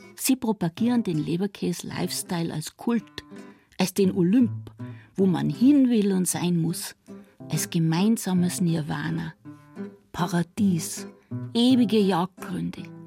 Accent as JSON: {"language": "German", "region": "Swabia", "country": "Germany", "said": "Da, wo ich herkomme aus Schwaben"}